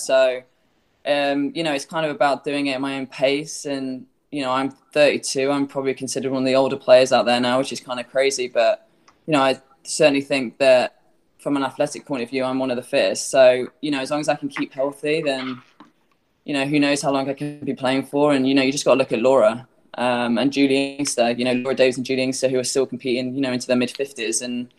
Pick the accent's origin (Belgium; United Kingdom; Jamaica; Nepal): United Kingdom; England; now in Florida, United States; I do miss England a lot